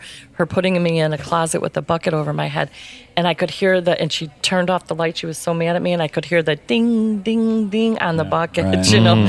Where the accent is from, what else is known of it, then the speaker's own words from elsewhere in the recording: Ireland; Okay, because I feel like, you know, I'm Irish, so I've got